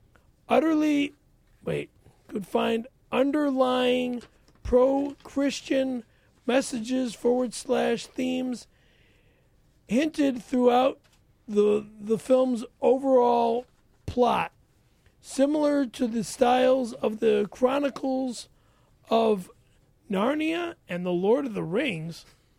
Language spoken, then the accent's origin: English; Toronto, Ontario, Canada; it takes place in my hometown, Toronto, Ontario.